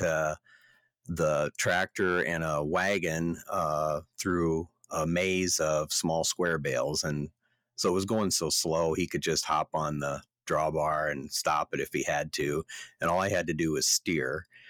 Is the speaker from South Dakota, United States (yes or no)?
yes; Yankton, South Dakota, United States; the hospital in Yankton, South Dakota in 1964